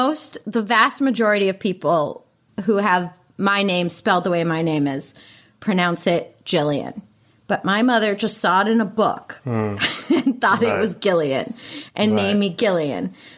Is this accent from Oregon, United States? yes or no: no; Pittsburgh, Pennsylvania, United States; Pittsburgh, Pennsylvania.